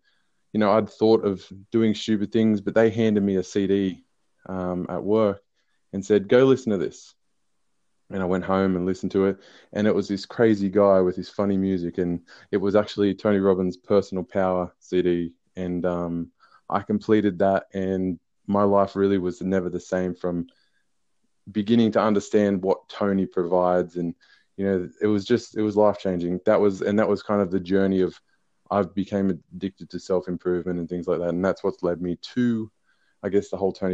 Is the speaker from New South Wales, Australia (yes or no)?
yes; Newcastle, New South Wales, Australia; I'm from Newcastle, New South Wales